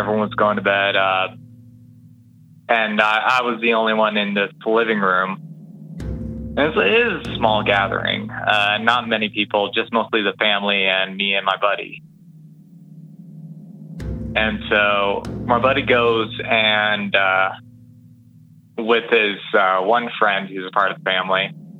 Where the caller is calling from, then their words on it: Ontario, Canada; also born or lived in Hamilton, Ontario; from Ontario.